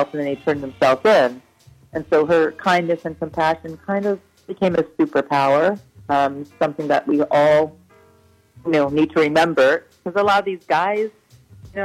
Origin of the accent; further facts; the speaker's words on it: California, United States; moved away as an adult; now in New York City, United States; I'm originally from California